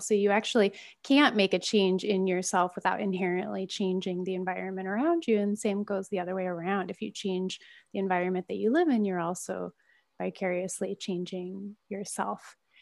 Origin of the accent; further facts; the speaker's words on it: Midwest, United States; moved away; also born or lived in San Francisco / Oakland; me growing up in the Midwest